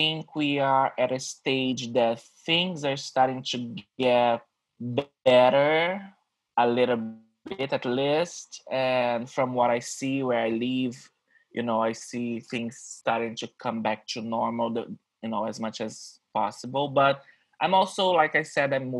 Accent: Rio de Janeiro, Brazil; English is a second language; moved away as an adult; now in New York, United States; I'm from Rio in Brazil

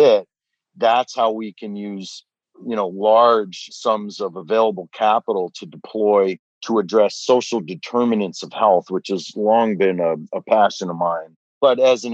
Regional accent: Detroit, Michigan, United States; when I was growing up in Detroit.

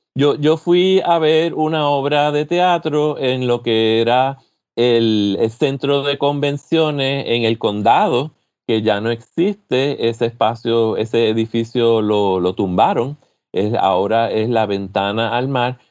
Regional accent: San Juan, Puerto Rico; moved away as an adult; now in Michigan, United States; San Juan, de la zona metropolitana, que es de, de donde yo soy, donde yo me crié

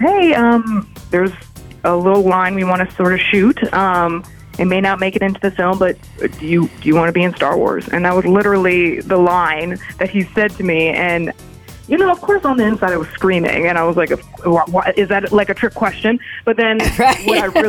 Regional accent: Los Angeles, California, United States; also born or lived in Princeton; I grew up, was born and raised in Los Angeles

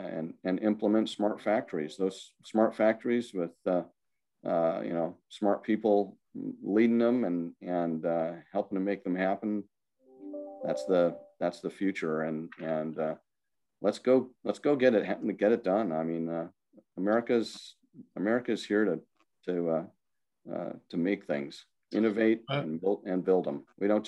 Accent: Ireland; Sorry, I'm not even Italian, and I'm waving my hands all over the place. I'm Irish, but that's okay.

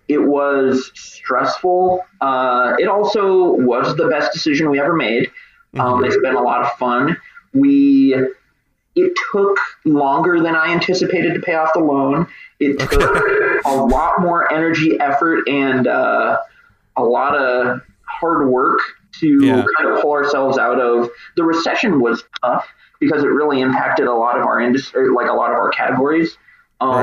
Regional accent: Grand Island, Nebraska, United States; also born or lived in Lincoln, Nebraska; I grew up in Grand Island. I moved to Lincoln to go to school in Nebraska.

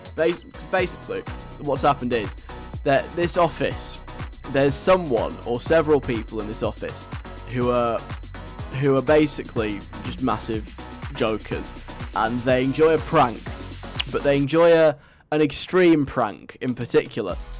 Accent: England, United Kingdom; I'm English

